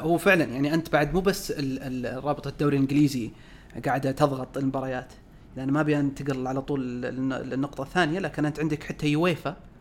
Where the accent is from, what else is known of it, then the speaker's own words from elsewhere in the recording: Saudi Arabia; احنا كسعوديين